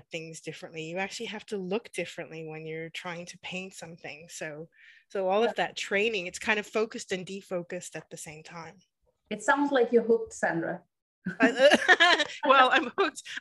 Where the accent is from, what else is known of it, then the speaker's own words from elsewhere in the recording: Western Canada, Canada; also born or lived in United Kingdom; from the West, from the mountains, but actually I was born in the UK, so I've kind of been a bit of a migrant throughout my for the, throughout my life.